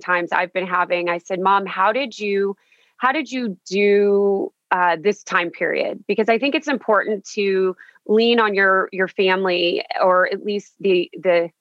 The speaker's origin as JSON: {"language": "English", "town": "Victoria", "region": "Texas", "country": "United States", "tie": "born or raised there", "said": "I'm from Victoria, Texas. So it's a very small town"}